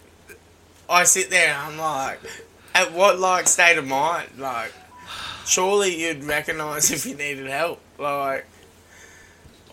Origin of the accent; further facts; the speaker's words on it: Australia; I'm an Aussie